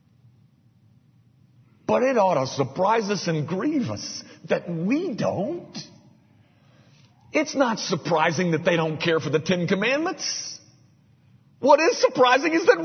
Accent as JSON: {"language": "English", "country": "United States", "said": "I'm an American"}